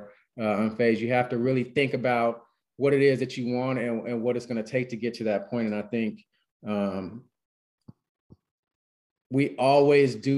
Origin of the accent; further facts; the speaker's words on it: California, United States; moved away as an adult; also born or lived in Texas; I'm from California